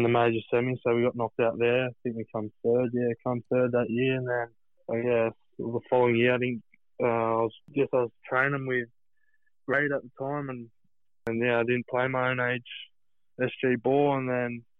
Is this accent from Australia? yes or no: yes; Central Coast, New South Wales, Australia; moved away as an adult; also born or lived in Manly, Australia; now in Newcastle, Australia; I've moved to Newcastle, but I grew up on the Central Coast there, and I loved it.